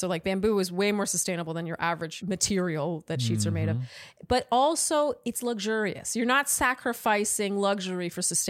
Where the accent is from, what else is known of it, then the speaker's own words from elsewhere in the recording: Canada; I just have to say that as a Canadian